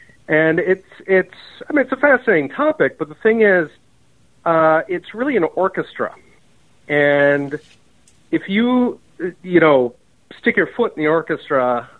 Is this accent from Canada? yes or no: no; Germany; also born or lived in Japan / Taiwan; I grew up partly in West Germany and in Japan. That was way back when it had a West on the front.